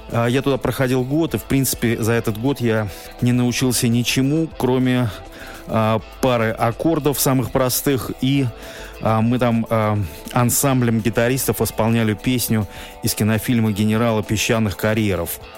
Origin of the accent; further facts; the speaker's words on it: Moscow, Russia; Я родился в Москве в 1972 году.